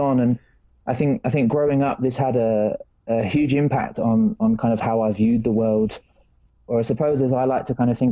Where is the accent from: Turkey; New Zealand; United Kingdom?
United Kingdom; England; moved away; I grew up in England, the land of rain